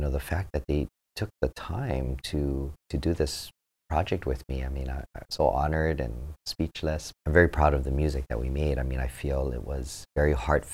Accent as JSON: {"language": "English", "town": "Honolulu", "region": "Hawaii", "country": "United States", "tie": "born or raised there", "said": "I was born and raised in Hawaii, in Honolulu."}